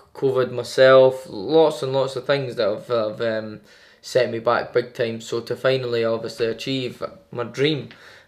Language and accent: English; Edinburgh, Scotland, United Kingdom; We're both Scottish, we're both from Edinburgh